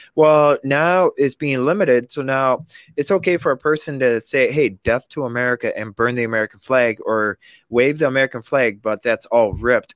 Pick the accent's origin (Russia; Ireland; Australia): Russia; Vladikavkaz, North Ossetia–Alania; also born or lived in England; now in Madison, United States; I was born in Vladikavkaz, Russia